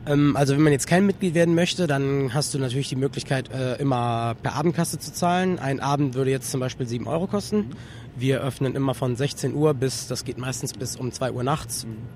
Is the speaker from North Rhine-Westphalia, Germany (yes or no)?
yes; Solingen, North Rhine-Westphalia, Germany; ich komme aus Solingen